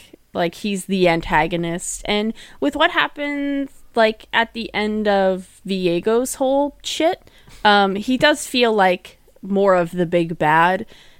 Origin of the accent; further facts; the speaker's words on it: New Jersey, United States; I'm from New Jersey.